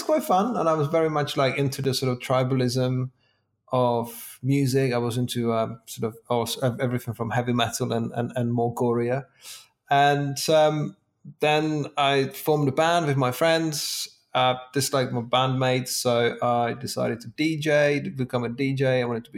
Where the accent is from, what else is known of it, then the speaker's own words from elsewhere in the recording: Czechia; moved away as an adult; now in England, United Kingdom; in my early 20s, I moved to England from Czech Republic